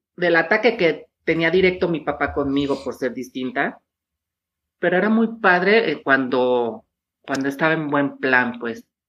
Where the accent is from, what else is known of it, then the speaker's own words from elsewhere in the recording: Tepatitlán, Jalisco, Mexico; yo vengo de una ciudad pequeña que se llama Tepatitlán